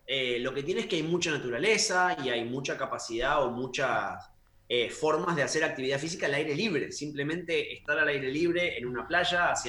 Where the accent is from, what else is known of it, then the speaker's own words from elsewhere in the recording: Argentina; also born or lived in Chile / Brazil / Canada; now in United Kingdom; Como ahora estoy en Europa y también viví en Chile, en Brasil, soy argentino, viví en Canadá, o sea que estuve en dos continentes, podemos decir.